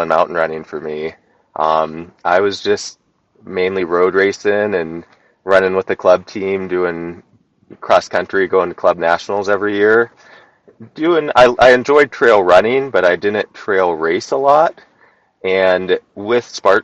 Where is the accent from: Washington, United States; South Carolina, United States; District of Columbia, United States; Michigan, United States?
Washington, United States; Central; moved away as an adult; now in Alaska, United States; I grew up in Washington State, Central Washington, kind of desert area